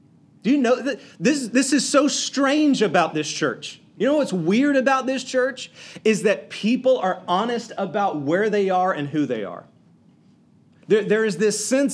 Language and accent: English; South Georgia, United States; I'm a redneck from South Georgia